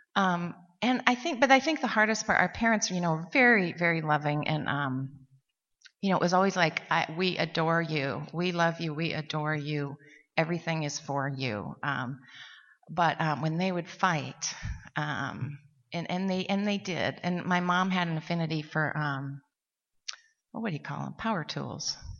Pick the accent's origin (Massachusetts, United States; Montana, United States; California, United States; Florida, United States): Montana, United States; now in Seattle, United States; we're from Montana.